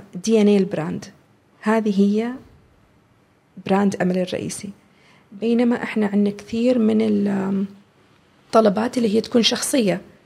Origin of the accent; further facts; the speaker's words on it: Oman; هذه هويتنا احنا كعمانيين